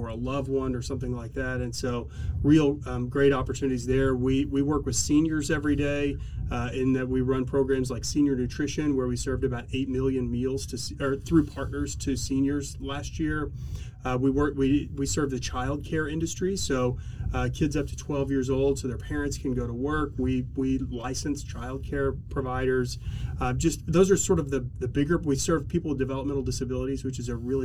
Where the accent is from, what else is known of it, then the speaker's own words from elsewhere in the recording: Oklahoma City, Oklahoma, United States; also born or lived in Los Angeles / San Diego; I grew up here in Oklahoma City